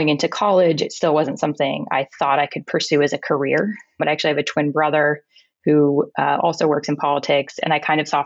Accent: Seattle, Washington, United States; moved away as an adult; also born or lived in Pullman, Washington / Los Angeles; I grew up in Seattle, so I've been in this area most of my life.

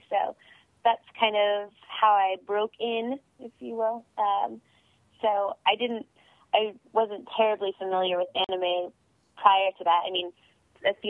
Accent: Amarillo, Texas, United States; I started locally with my community theater in my hometown of Amarillo, Texas, the Amarillo Little Theater

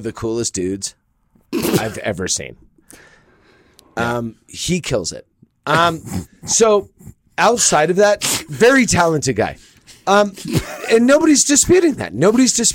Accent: California, United States; now in Colorado, United States; born in California

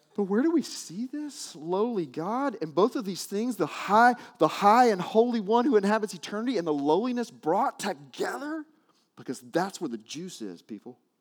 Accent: Arkansas, United States; I grew up in Arkansas

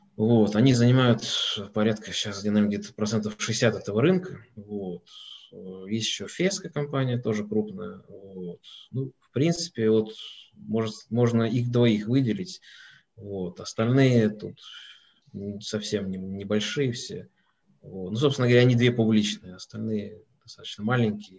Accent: Moscow, Russia; Я из Москвы, не из Петербурга

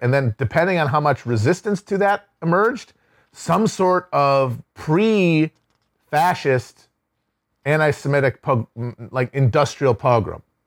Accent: Midwest, United States; I am a Midwesterner

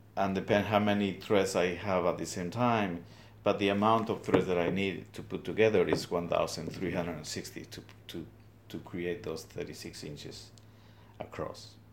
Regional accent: Guatemala highlands, Guatemala; moved away as an adult; now in Trenton, United States; I'm originally from Guatemala, from the highlands

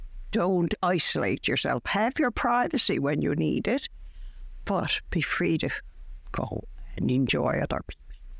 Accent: St. John's, Newfoundland and Labrador, Canada; Now I'm from Waterford Heights. We've lived there for 59 years. I lived down by St. Joseph's Church in the East End first when we got married

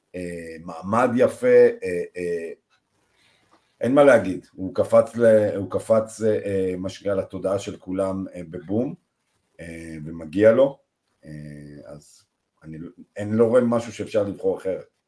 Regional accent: Israel; אנחנו בתור ישראלים

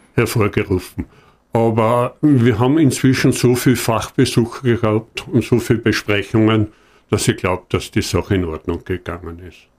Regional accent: Hohentauern, Styria, Austria; ich komme aus Hohndauern und in Hohndauern wird am Ende der steirischen Semesterferien immer eine Börse gemacht

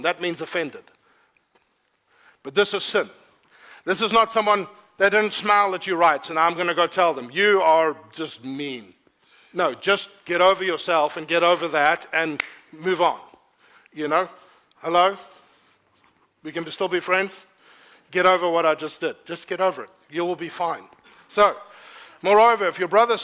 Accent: South Africa; I don't say must as a South African

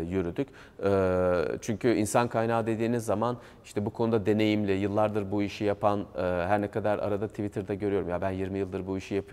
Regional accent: Gaziantep, Turkey; Ben şey Gaziantepliyim.

